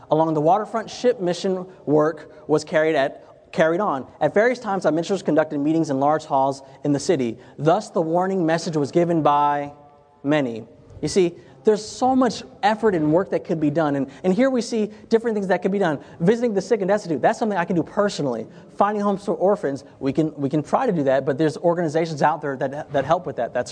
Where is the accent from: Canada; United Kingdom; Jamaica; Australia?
Jamaica; I know I'm Jamaican, I would love to have a, a, a patty a shop